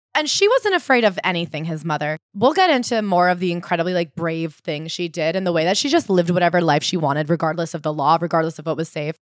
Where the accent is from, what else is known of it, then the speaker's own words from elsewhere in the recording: United States; as an American